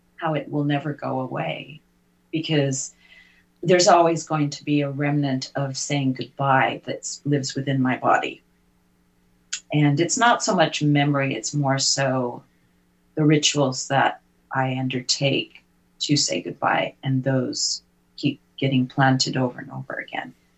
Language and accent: English; United Kingdom; now in United States; I'm British by birth